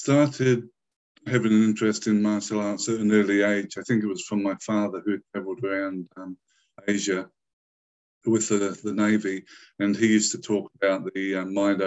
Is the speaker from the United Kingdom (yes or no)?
yes; England, United Kingdom; now in New Zealand; I was born and raised in England